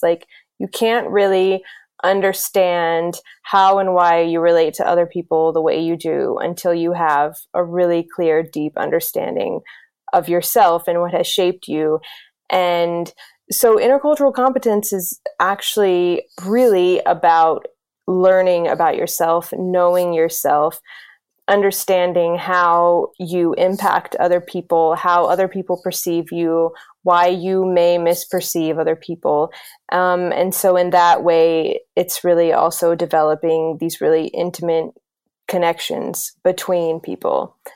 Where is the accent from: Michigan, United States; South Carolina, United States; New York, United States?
South Carolina, United States; moved away; also born or lived in Greece; I grew up in South Carolina in the United States.